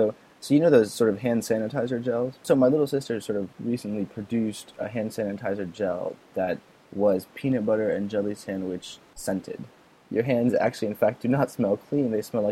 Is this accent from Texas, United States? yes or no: yes; Houston, Texas, United States; I'm from Houston, Texas.